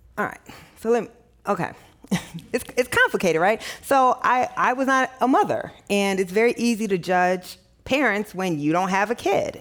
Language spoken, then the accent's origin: English; Midwest, United States; I didn't grow up in the South, I grew up in the Midwest